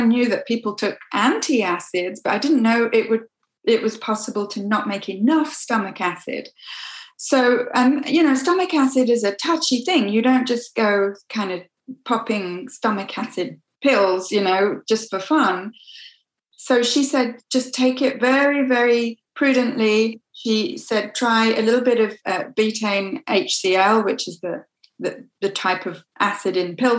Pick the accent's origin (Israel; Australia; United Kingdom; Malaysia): United Kingdom; England; moved away as an adult; now in Quebec, Canada; I'm originally from England. So I grew up in different parts of England, but I went to school in Coventry, which is in the Midlands, and I went to university at York.